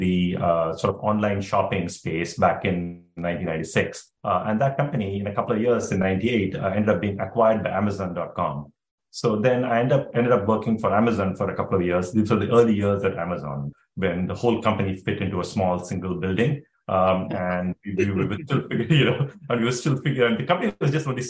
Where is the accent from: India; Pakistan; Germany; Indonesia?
India; moved away as an adult; now in Palo Alto, United States; I grew up in India. you know, watching cricket. I went to school, high school in India